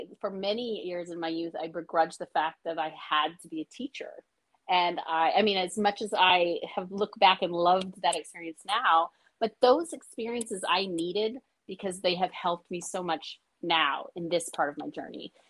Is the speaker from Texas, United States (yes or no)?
no; Hawaii, United States; I live in Hawaii and I'm from Hawaii.